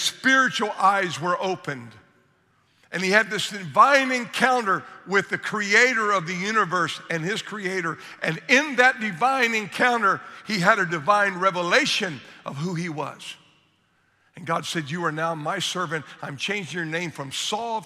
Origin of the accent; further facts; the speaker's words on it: Southern Ohio, United States; moved away; I grew up in Southern Ohio